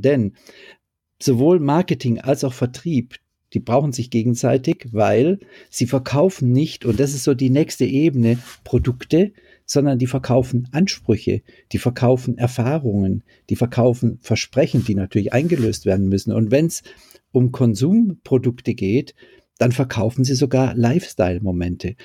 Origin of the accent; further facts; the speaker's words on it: Düsseldorf, North Rhine-Westphalia, Germany; Ich als Düsseldorfer